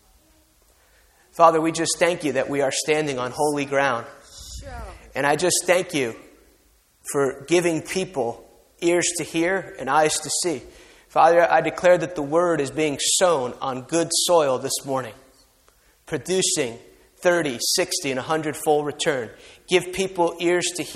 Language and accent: English; outside New York City, New Jersey, United States; moved away; I grew up outside New York City